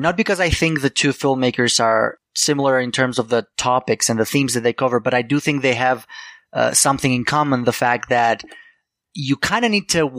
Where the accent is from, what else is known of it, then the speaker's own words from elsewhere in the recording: Greece; moved away; I was born and raised in Greece, so I was familiar with Angelopoulos from a young age.